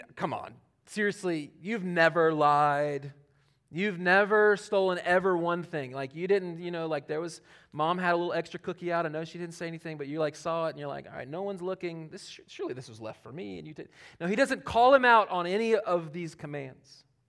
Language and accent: English; Charlotte, North Carolina, United States; moved away; Charlotte that's my hometown